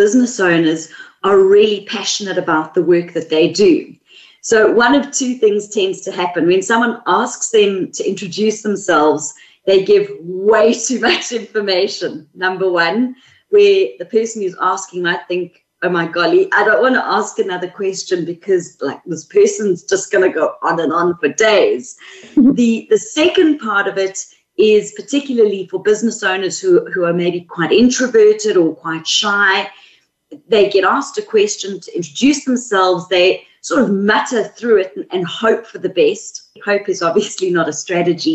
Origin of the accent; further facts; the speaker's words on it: South Africa; accent: South African; moved away as an adult; now in Sydney, Australia; The accent is South African, and we've been in Australia for 3 years. So I'm a mix at the moment.